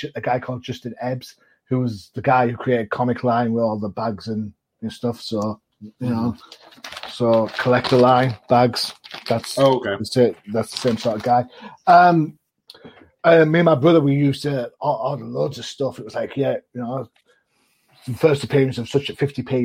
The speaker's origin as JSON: {"language": "English", "country": "United Kingdom", "said": "being a Brit"}